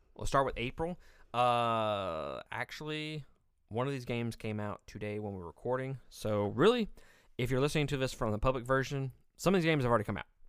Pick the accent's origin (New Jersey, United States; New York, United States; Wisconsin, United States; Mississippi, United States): Mississippi, United States; I'm from Mississippi.